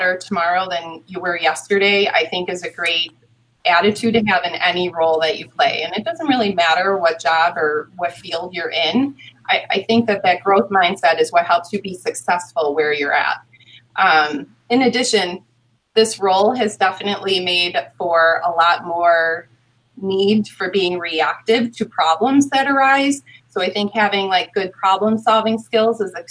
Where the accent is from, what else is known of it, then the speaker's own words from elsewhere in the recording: Hamburg, New York, United States; I'm from this community and because I live in this community